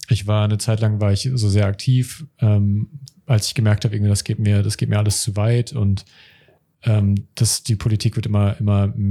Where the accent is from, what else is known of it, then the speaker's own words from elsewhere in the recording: Germany; die wir hier in Deutschland geboren sind als als als Deutsch Bio-Deutsche.